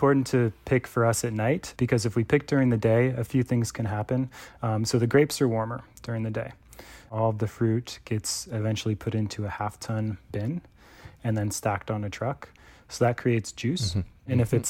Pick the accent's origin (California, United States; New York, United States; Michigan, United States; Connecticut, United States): California, United States; Quick background on me, born and raised in California where I currently live and make wine.